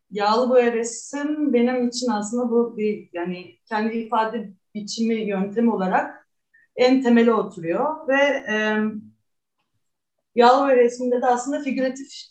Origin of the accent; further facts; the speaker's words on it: Istanbul, Turkey; also born or lived in Münster, Germany / Halle, Germany; ben 1985 yılında doğdum İstanbul'da